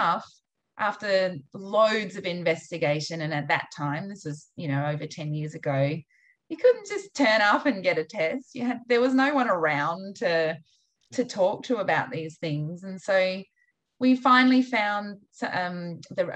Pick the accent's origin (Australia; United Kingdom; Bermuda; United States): Australia; I, as an Australian